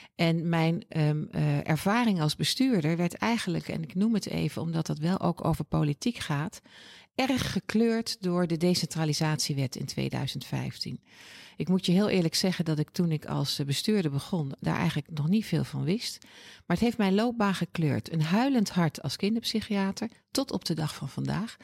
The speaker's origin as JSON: {"language": "Dutch", "town": "Oosterbeek", "region": "Gelderland", "country": "Netherlands", "tie": "born or raised there", "moved": "as an adult", "lives_now": "Utrecht, Netherlands", "said": "Geboren en getogen in Oosterbeek, dat ligt bij Arnhem, prachtige plaats."}